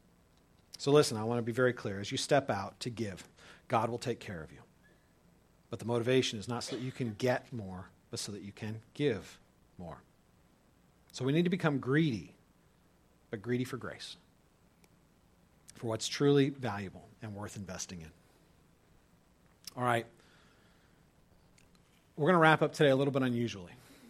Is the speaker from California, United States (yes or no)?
yes; California, United States; moved away as an adult; also born or lived in Dubuque, Iowa; I was a skater from California going to college in Dubuque, Iowa